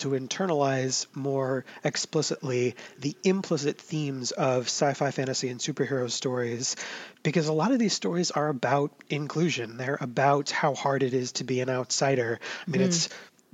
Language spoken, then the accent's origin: English; United States; we in the States